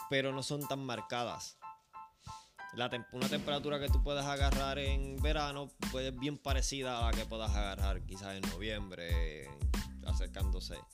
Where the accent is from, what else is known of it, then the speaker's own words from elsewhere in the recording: Arecibo, Puerto Rico; yo soy de Arecibo y Lares, que es vecino de nosotros, tiene una jerga totalmente diferente.